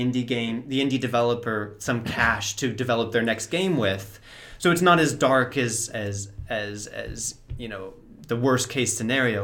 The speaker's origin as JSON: {"language": "English", "region": "California", "country": "United States", "moved": "yes", "lives_now": "Prague, Czech Republic", "said": "I'm from California and I'm living in Prague now"}